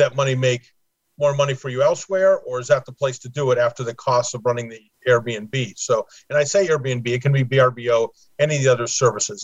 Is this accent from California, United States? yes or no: yes; Los Angeles, California, United States; moved away as an adult; also born or lived in Pasadena; now in Florida, United States; grew up in Los Angeles, moved to Florida in 2006